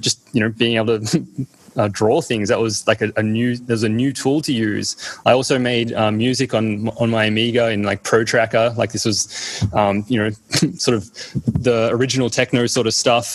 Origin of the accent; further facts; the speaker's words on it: Australia; also born or lived in East Berlin, Germany; I more remember like just growing up in Australia